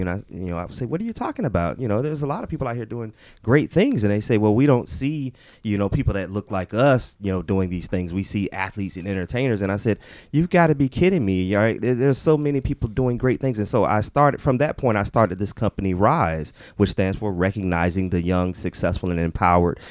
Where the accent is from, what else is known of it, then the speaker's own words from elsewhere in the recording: Orlando, Florida, United States; moved away as an adult; now in Atlanta, United States; I actually was born and raised in Orlando